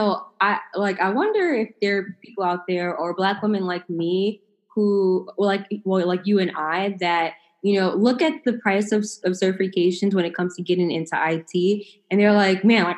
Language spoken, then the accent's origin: English; New York, United States; I'm from New York